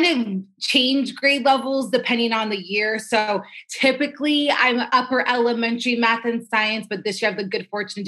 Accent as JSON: {"language": "English", "town": "Las Vegas", "region": "Nevada", "country": "United States", "tie": "born or raised there", "moved": "yes", "lives_now": "Los Angeles, United States", "said": "I am originally from Las Vegas, and I moved out to LA in 2006."}